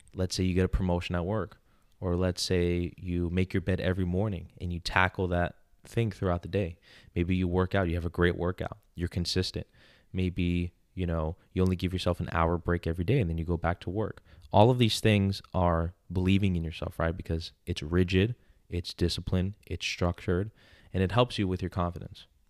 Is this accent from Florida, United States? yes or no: no; New York, United States; I'm from New York.